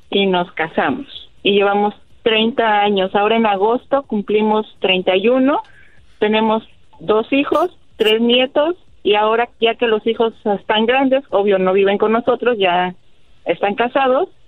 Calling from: San Antonio, Texas, United States; De San Antonio.

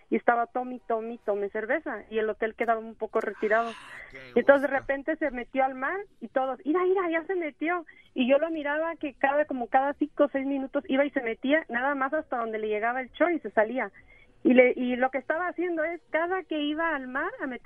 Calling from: San Antonio, Texas, United States; San Antonio, Texas.

